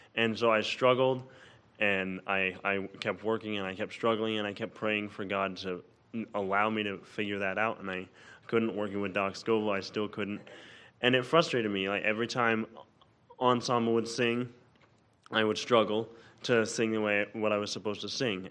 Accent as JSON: {"language": "English", "town": "Olive Branch", "region": "Mississippi", "country": "United States", "said": "I'm from Olive Branch, Mississippi"}